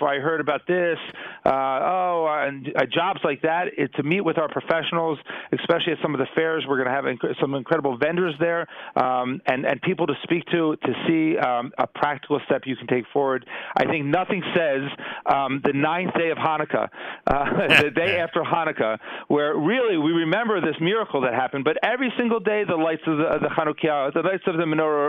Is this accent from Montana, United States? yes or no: no; New Jersey, United States; now in Israel; I grew up in New Jersey